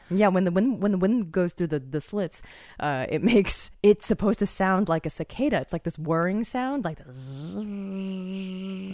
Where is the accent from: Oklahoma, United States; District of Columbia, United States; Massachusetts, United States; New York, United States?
District of Columbia, United States; Washington; when I grew up in the Washington metropolitan D C